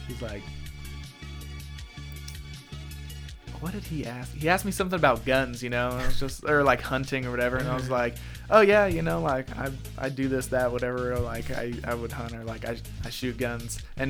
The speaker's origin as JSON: {"language": "English", "town": "Whitwell", "region": "Tennessee", "country": "United States", "accent": "Southern drawl", "said": "I'm from Whitwell."}